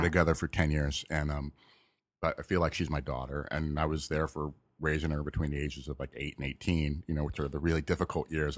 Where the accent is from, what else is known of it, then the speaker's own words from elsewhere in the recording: Malibu, California, United States; I grew up in Malibu